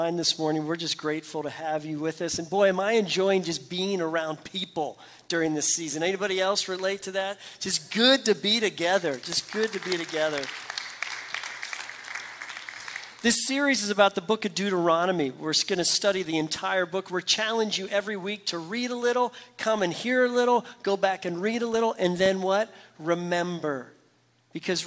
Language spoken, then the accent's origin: English; Pittsburgh, Pennsylvania, United States; moved away; I'm from Pittsburgh, PA